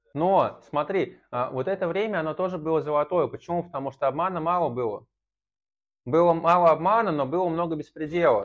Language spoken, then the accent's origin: Russian; Saratov, Saratov Oblast, Russia; also born or lived in Engels; я сначала жил в Саратове, в заводском районе, это считается криминальным районом, а потом я переехал из Саратова в Эндельс на мясокомбинат